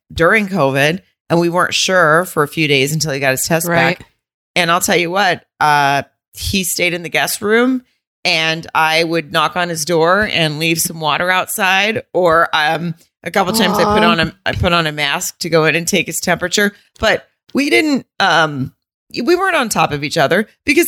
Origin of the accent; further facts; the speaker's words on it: the South, United States; accent: southern; that's just how I would talk if I was upset because I am from the South.